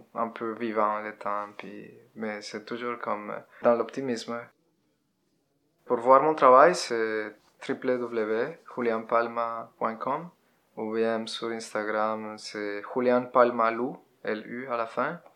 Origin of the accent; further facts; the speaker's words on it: Bogotá, Colombia; French is a second language; moved away as an adult; now in Quebec, Canada; Je viens de la Colombie. Je suis né en Colombie en euh, 82